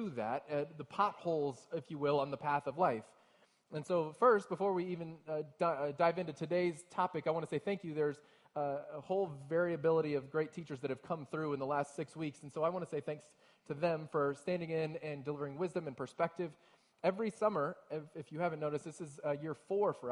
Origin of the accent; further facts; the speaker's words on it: Texas, United States; now in Ohio, United States; I'm from Texas originally